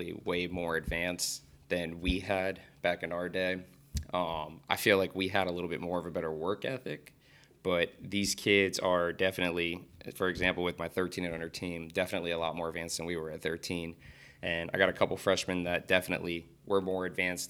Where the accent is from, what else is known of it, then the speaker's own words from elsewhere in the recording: Sunrise, Florida, United States; I've born and raised in Florida